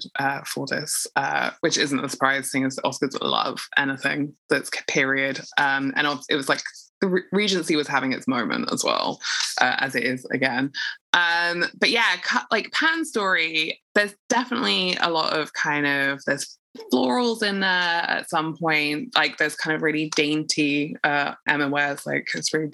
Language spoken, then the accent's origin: English; United Kingdom